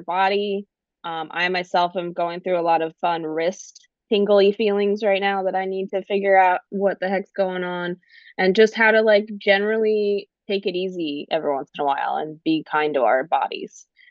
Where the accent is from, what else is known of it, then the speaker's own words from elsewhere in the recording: Delaware, United States; also born or lived in Arkansas; now in Durham, United States; I'm originally from Delaware, so been an East Coaster all but four years of my life when I did a brief stint to Arkansas